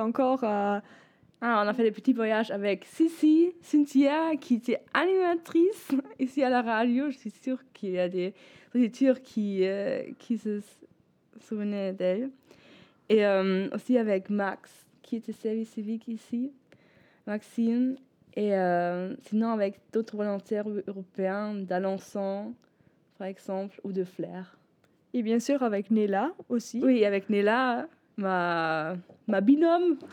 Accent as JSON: {"language": "French", "region": "Bremen", "country": "Germany", "also_born_or_lived": "L'Aigle, France", "second_language": "French", "moved": "as an adult", "lives_now": "southern Germany", "said": "je suis d'origine de Bremen, donc nord d'Allemagne"}